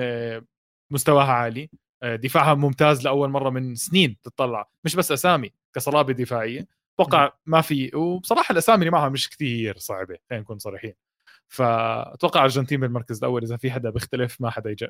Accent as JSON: {"language": "Arabic", "country": "Jordan", "said": "عندنا بالاردن"}